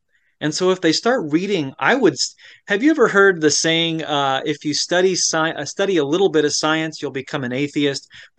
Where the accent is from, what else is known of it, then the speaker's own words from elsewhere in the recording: Florida, United States; born there; No. I was born in Florida. You know, evangelical country.